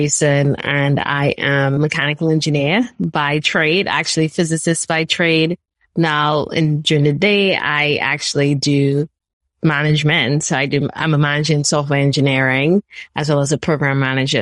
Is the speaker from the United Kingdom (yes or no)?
no; Trinidad & Tobago; moved away as an adult; now in United States; I'm actually originally from Trinidad and Tobago. I'm a Trini girl at heart. I grew up there